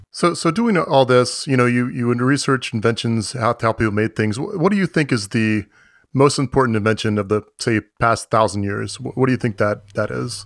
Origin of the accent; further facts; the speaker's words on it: Florida, United States; I'm from Florida